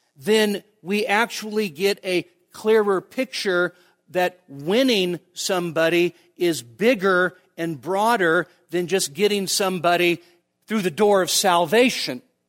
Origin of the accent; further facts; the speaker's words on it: United States; American evangelicals